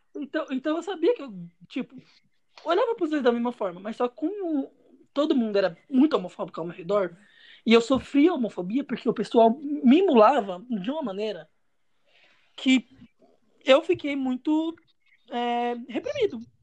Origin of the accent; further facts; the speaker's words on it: São Paulo, Brazil; sou de São Paulo